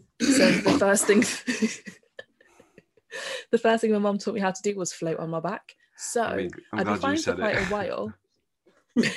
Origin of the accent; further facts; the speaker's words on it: Birmingham, West Midlands, United Kingdom; being a Brummie